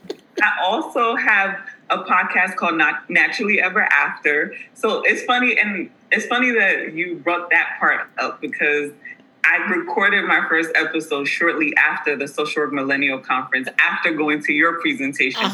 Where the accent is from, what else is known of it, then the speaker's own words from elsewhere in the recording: New York City, New York, United States; moved away as an adult; now in Atlanta, United States; I was born and raised in the Bronx, New York.